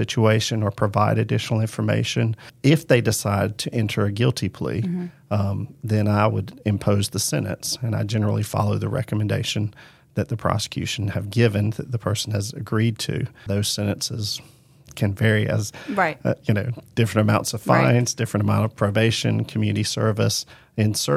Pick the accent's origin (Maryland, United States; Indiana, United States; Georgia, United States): Georgia, United States; Macon; I was born and raised in Macon